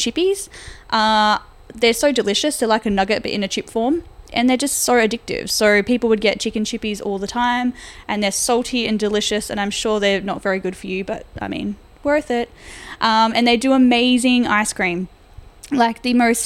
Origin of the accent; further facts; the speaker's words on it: Perth, Western Australia, Australia; moved away; I'm from WA originally. I was from Perth